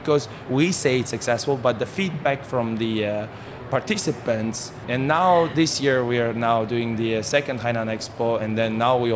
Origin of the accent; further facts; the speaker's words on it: Kazakhstan; moved away as an adult; now in Haikou, China; Even though I'm from Kazakhstan, it's like very far away place